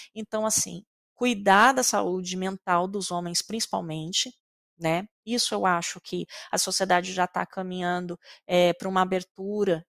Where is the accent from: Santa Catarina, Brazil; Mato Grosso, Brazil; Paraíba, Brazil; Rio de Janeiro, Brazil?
Mato Grosso, Brazil; Eu sou do Mato Grosso